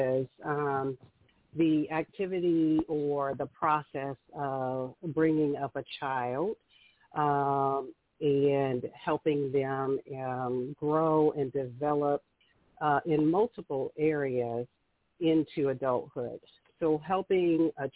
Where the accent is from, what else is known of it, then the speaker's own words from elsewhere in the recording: Indianapolis, Indiana, United States; I am from Indianapolis, Indiana